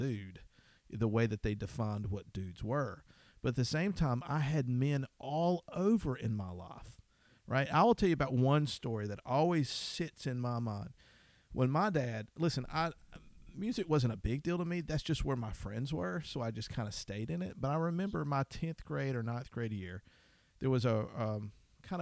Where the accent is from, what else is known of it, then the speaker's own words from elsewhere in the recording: Deep South, United States; I grew up in the Deep South